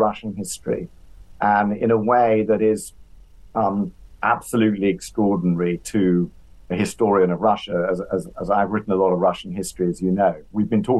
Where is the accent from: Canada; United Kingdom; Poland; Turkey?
United Kingdom; England; I can say that as an Englishman